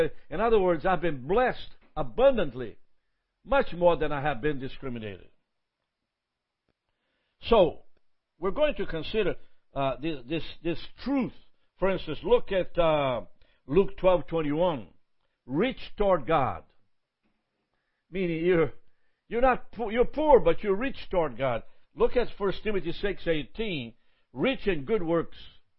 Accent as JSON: {"language": "English", "country": "Brazil", "said": "I'm from Brazil. And does that happen to me?"}